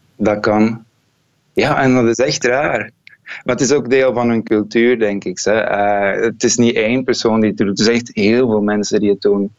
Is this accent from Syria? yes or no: no; Kempen, Flanders, Belgium; moved away as an adult; now in Finland; bij ons in de Kempen